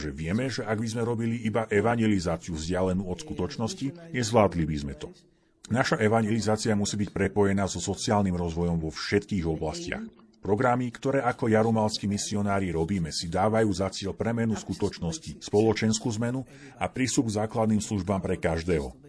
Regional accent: Colombia; No a ja pochádzam z Kolumbie, ktorá je v mnohom veľmi podobná Afrike. Avšak nezažívame takéto to suché tam, odkiaľ pochádzam. Práve naopak, máme veľa dažďa v pralesoch

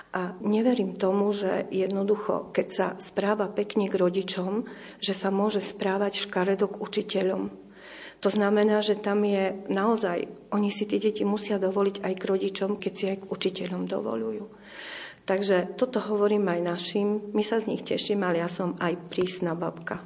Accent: eastern Slovakia, Slovakia; also born or lived in Raslavíce; sme boli z východu

